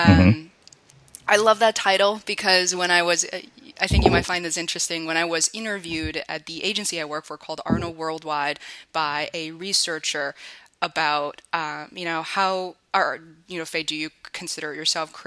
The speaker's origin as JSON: {"language": "English", "region": "Beijing", "country": "China", "moved": "yes", "said": "I'm originally from Beijing"}